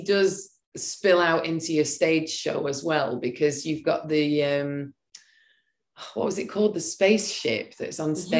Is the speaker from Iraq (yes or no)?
no; England, United Kingdom; being English, we don't pronounce things very well.